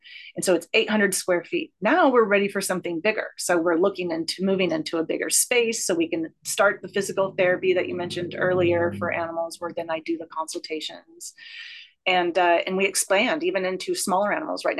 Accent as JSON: {"language": "English", "town": "Portland", "region": "Oregon", "country": "United States", "tie": "born or raised there", "also_born_or_lived": "Bay Area, California", "moved": "as an adult", "lives_now": "Ashland, United States", "said": "originally I was raised up in Portland area"}